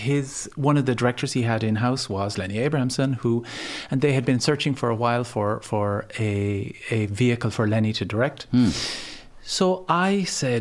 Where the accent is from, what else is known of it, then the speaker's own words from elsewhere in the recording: Ennis, Munster, Ireland; now in Dublin, Ireland; I come from Ennis, County Clare. I moved to Dublin in 1990.